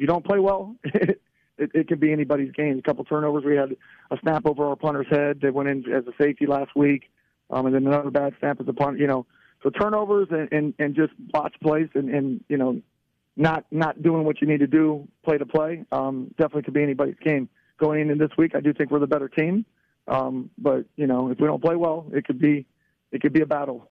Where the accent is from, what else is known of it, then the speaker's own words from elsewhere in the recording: Barberton, Ohio, United States; as a kid growing up in Barberton.